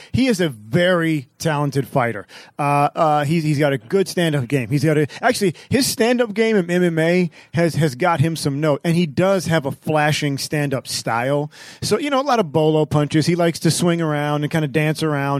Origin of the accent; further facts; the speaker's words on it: Stockton, California, United States; in my hometown of Stockton, California